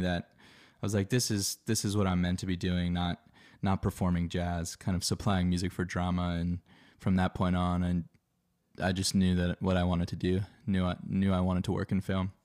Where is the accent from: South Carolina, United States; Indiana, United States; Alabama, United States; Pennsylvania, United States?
Pennsylvania, United States; Philadelphia; moved away as an adult; now in Los Angeles, United States; I grew up in Philadelphia on the East Coast of the U S